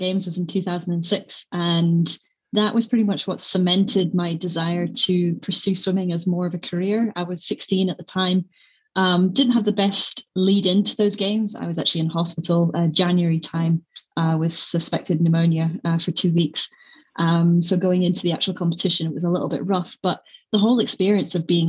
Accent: Scotland, United Kingdom; There's just something quite nice because, you know, we are a small nation. We're quite feisty

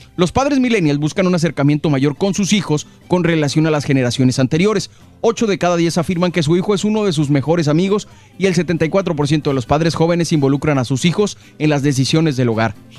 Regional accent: Mexico; now in Los Angeles, United States; los millennials mexicanos

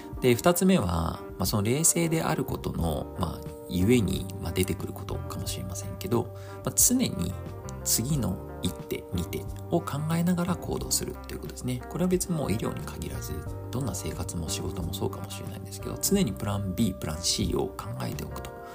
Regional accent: Japan; first language Japanese; moved away as an adult; now in Belgium; この難しい複雑で曖昧な言語を母国語にできている

